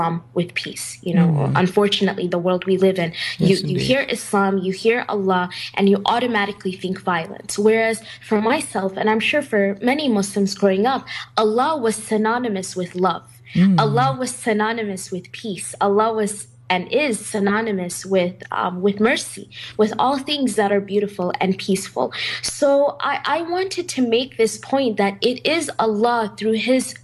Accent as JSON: {"language": "English", "country": "United States", "tie": "born or raised there", "said": "growing up in the United States"}